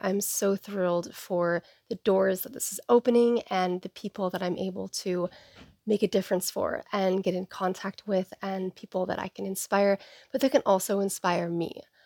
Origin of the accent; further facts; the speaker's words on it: Seattle, Washington, United States; I was born and raised in the Seattle area on the east side